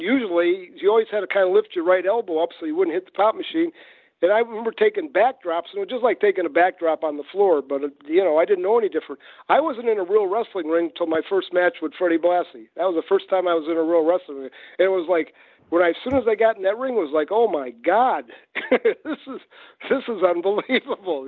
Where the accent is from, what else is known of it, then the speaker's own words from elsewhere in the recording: Detroit, Michigan, United States; moved away as an adult; also born or lived in Los Angeles; I grew up in Detroit